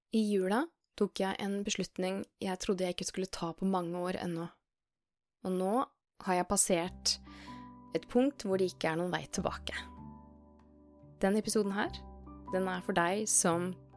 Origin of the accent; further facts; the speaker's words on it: Skien, Telemark, Norway; moved away as an adult; now in Oslo, Norway; jeg er jo fra Skien